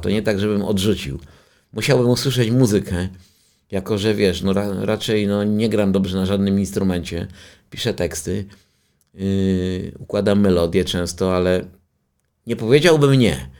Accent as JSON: {"language": "Polish", "town": "Częstochowa", "region": "Silesian Voivodeship", "country": "Poland", "tie": "born or raised there", "moved": "yes", "lives_now": "Warsaw, Poland", "said": "pochodzę z Rakowa, czyli z tej dzielnicy i to jest moje rodzinne miasto."}